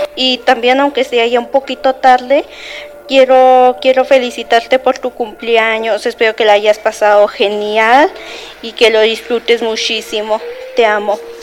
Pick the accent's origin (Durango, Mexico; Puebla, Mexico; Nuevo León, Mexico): Puebla, Mexico; soy de Puebla